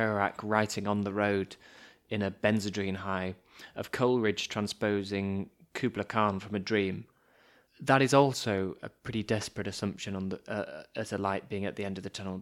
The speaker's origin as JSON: {"language": "English", "country": "United Kingdom", "said": "As two British boys"}